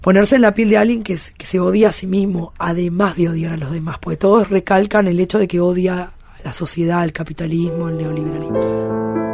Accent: Argentina; now in France; yo soy argentina a la vez

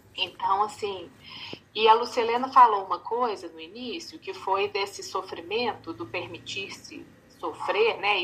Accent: Belo Horizonte, Minas Gerais, Brazil; eu sou de Belo Horizonte

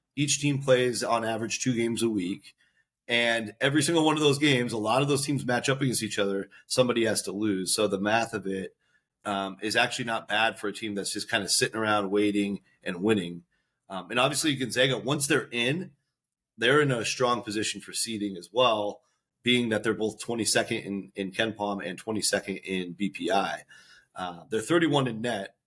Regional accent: Seattle, Washington, United States; I grew up in Seattle.

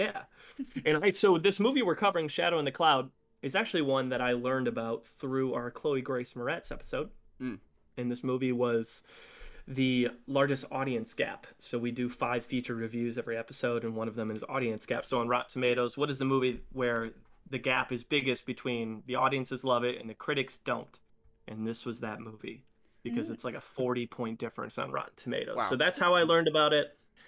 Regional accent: Michigan, United States; now in Indianapolis, United States; I'm a Midwest United States person, born and raised in Michigan, live in Indianapolis.

